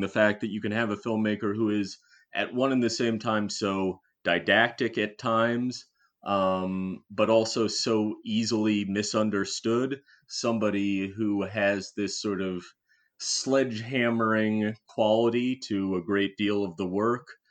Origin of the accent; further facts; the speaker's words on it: Cincinnati, Ohio, United States; my hometown of Cincinnati.